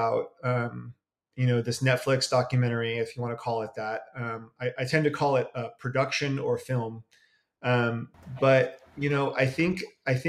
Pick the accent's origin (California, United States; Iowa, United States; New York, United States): California, United States; Berkeley; I am from the San Francisco Bay Area. I am from Berkeley